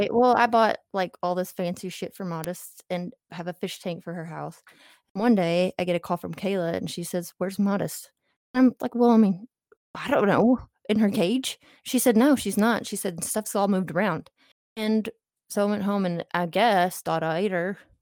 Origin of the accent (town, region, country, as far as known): Texarkana, United States; moved away as an adult; now in Fayetteville, United States